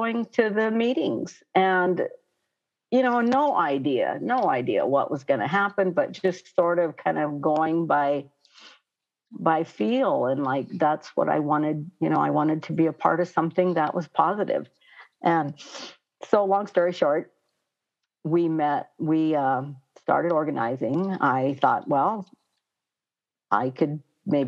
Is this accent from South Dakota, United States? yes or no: yes; Pine Ridge, South Dakota, United States; also born or lived in Hot Springs, South Dakota; I'm from Pine Ridge here and, you know, went to a Catholic school till I was on Pine Ridge here, Our Lady of Lourdes, until I was in the seventh grade. And then we moved to Hot Springs